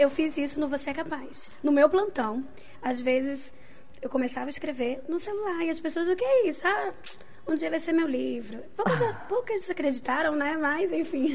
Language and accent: Portuguese; Rio de Janeiro, Brazil; eu sou carioca